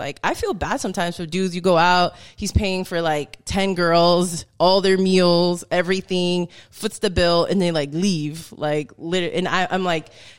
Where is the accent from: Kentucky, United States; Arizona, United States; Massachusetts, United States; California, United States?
Massachusetts, United States; Boston; moved away as an adult; now in Houston, United States; I'm from Boston originally. I've lived now in Houston for 3 years.